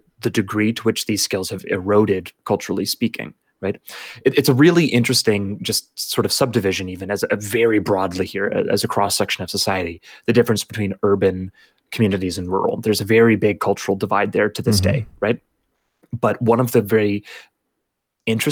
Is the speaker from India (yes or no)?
no; Canada; as a Canadian